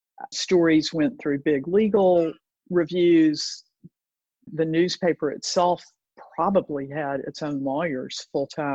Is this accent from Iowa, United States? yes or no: no; Chattanooga, Tennessee, United States; also born or lived in New York City / Cortes Island; now in Vancouver, Canada; I'm from Chattanooga, Tennessee. And Chattanooga is a very interesting place. It certainly was when I was growing up there.